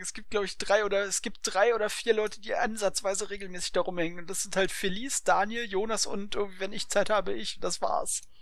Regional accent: Berlin, Germany; ich bin Ostberliner, also ja, ich bin bis zur Wende war ich Ostberliner

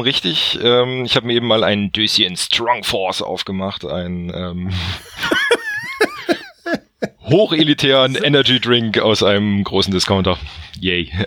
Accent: North Hesse, Germany; komme aus dem schönsten aller Bundesländer, quasi Nordhessen

